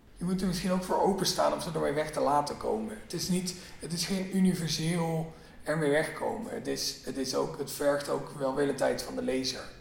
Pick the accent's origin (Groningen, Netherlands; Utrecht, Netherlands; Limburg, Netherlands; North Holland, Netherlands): Limburg, Netherlands; mijn geboortedorp